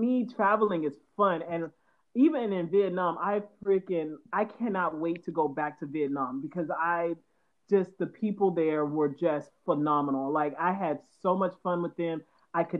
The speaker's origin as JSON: {"language": "English", "region": "the South", "country": "United States", "said": "I'm from the South"}